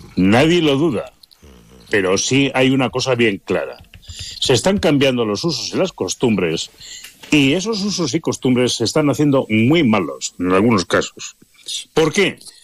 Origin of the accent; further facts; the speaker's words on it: Palencia, Castile and León, Spain; somos de Palencia